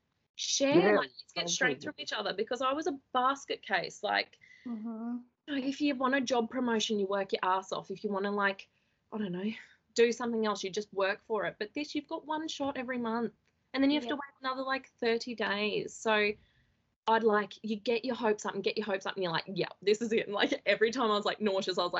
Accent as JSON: {"language": "English", "town": "Toowoomba", "region": "Queensland", "country": "Australia", "said": "I'm from Toowoomba, and I live with my husband"}